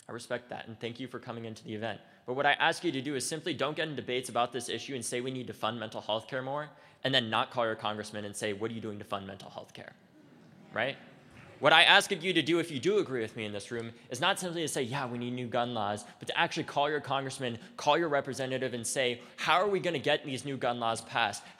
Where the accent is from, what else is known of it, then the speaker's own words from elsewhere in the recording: United States; as an American